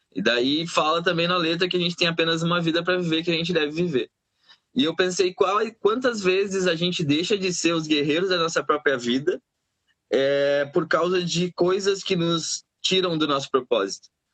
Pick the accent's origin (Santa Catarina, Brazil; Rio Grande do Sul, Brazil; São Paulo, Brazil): Rio Grande do Sul, Brazil; Pelotas; moved away; Templo das Águas era um local na colônia onde eu fui criado